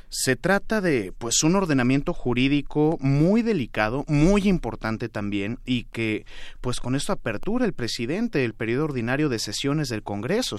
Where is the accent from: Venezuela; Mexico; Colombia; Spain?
Mexico; a nosotras y nosotros como mexicanos